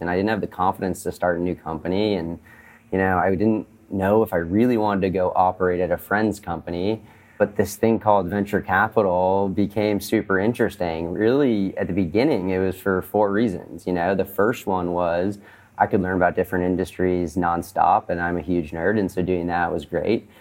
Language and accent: English; Boston, Massachusetts, United States; I'm from Boston originally, and I grew up in a family of entrepreneurs